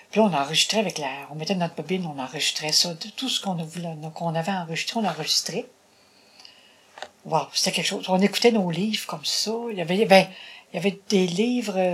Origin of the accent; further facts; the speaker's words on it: Bas-du-Fleuve, Quebec, Canada; moved away as an adult; also born or lived in Longueuil, Quebec / Châteauguay, Quebec; je suis retournée dans le bas du fleuve.